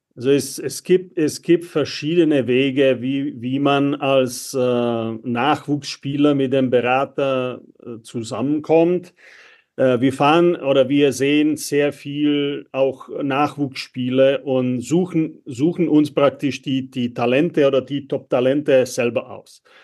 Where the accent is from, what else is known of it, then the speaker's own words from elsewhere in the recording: Czechia; moved away as an adult; now in Germany; ich bin in der Tschechei aufgewachsen